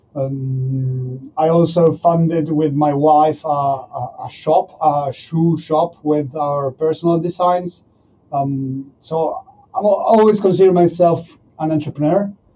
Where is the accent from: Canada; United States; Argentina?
Argentina; moved away as an adult; now in France; I, I'm from Argentina